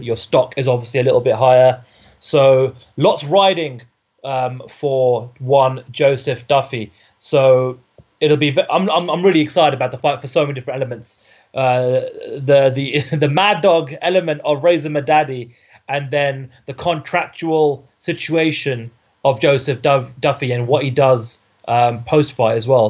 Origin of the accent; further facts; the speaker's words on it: United Kingdom; I'm a Brit